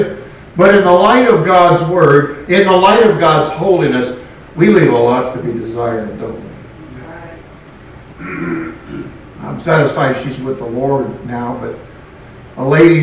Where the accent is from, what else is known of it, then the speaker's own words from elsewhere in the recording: West Coast, United States; also born or lived in Louisiana / Tennessee; now in Arkansas, United States; Growing up on the West Coast